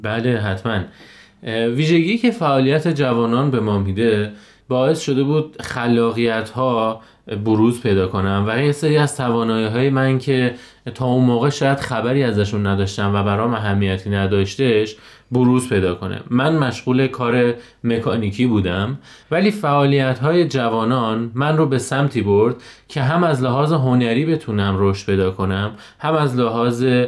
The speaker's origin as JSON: {"language": "Persian", "town": "Lalejin", "region": "Hamadan Province", "country": "Iran", "tie": "born or raised there", "said": "33 ساله متولد شهر لالجین همدان"}